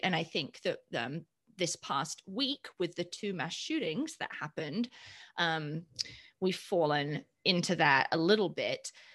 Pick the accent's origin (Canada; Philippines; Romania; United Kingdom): United Kingdom; moved away as an adult; now in Colorado, United States; I hail from the United Kingdom. I came here for my higher for my higher ed degree. Um, to the great state of Colorado, which is where I've been since 2003, currently living south of Denver.